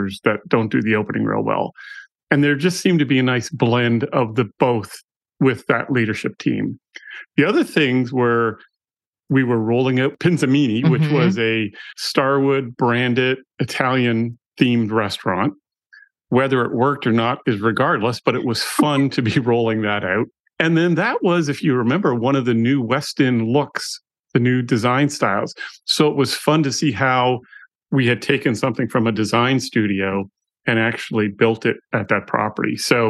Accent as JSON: {"language": "English", "country": "Canada", "also_born_or_lived": "Stamford, Connecticut / Los Angeles / Tampa", "moved": "as an adult", "lives_now": "United States", "said": "I'm Canadian"}